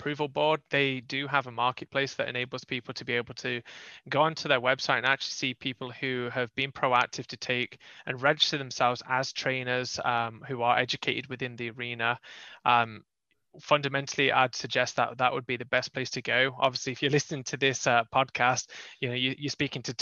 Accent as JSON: {"language": "English", "region": "England", "country": "United Kingdom", "moved": "as an adult", "lives_now": "North Carolina, United States", "said": "I'm from England."}